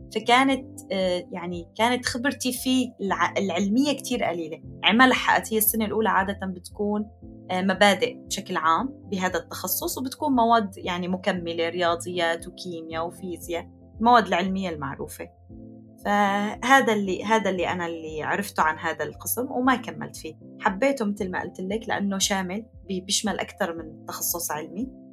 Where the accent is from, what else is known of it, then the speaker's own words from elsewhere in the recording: Aleppo, Aleppo Governorate, Syria; moved away as an adult; now in Turkey; مدينتي حلب